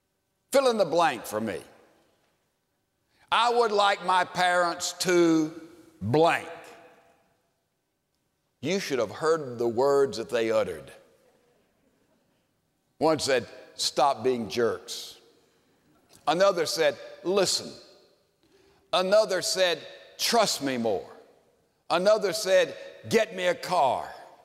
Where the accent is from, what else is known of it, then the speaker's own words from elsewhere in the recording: Houston, Texas, United States; I'm from Houston, Texas.